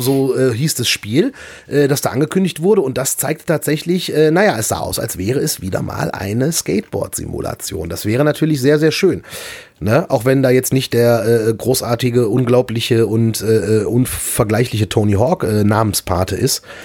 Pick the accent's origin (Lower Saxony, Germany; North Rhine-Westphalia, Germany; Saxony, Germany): North Rhine-Westphalia, Germany; Erkrath; meinen Heimatort Erkrath